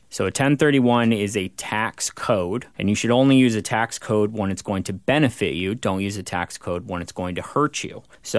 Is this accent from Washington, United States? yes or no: yes; Everett, Washington, United States; now in Bellevue, United States; I was born and raised here in Everett, now live in Bellevue